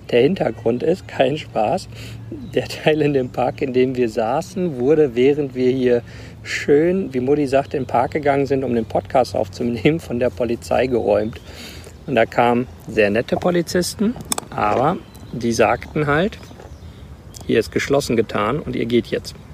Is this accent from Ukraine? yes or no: no; Rwanda; Ruanda aufgewachsen. Meine Mutter hat das Krankenhaus von Mukoma geleitet.